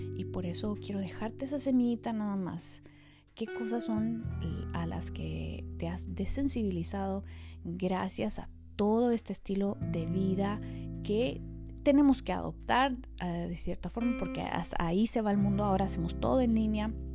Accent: Quetzaltenango, Guatemala; yo crecí en Quetzaltenango, en Guatemala, una ciudad eh, del altiplano.

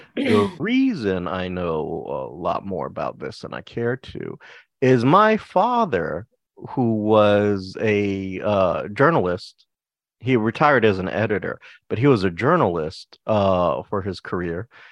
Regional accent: Texas, United States; I am from Texas

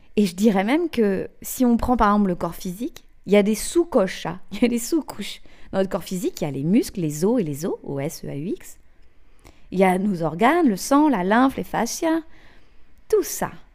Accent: Brittany, France; also born or lived in England; je suis née en Bretagne, j'ai fait mes études en Bretagne, en Angleterre

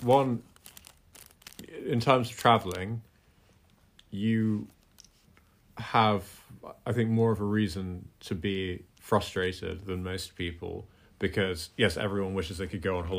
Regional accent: Scotland, United Kingdom; You and I grew up partially in Scotland, where getting dark at 9 is pretty normal, that part of the world.

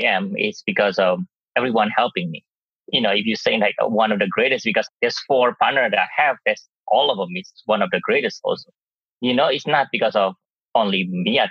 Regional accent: Surabaya, East Java, Indonesia; moved away as an adult; now in United States; my hometown in Surabaya, Indonesia

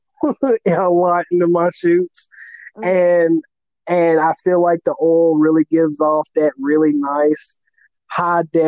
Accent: the South, United States; accent: country fried; I just happen to be born and raised in the South

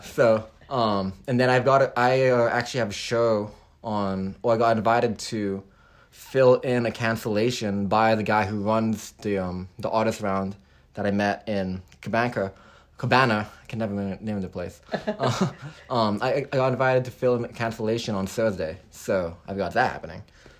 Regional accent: Hong Kong; also born or lived in Texas, United States / California, United States; now in Nashville, United States; I was raised in Hong Kong. My background story is a little bit long. Okay. I was born in Texas to parents who were from the Philippines, and then I went to kindergarten there till I was like five. Went out to Hong Kong

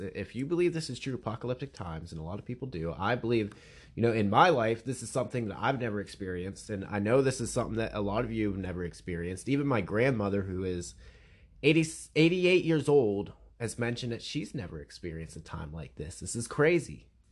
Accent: Pennsylvania, United States; I'm from Pennsylvania

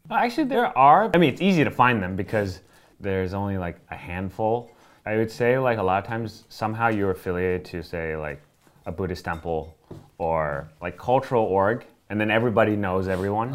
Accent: Miami, Florida, United States; moved away; I grew up in Florida

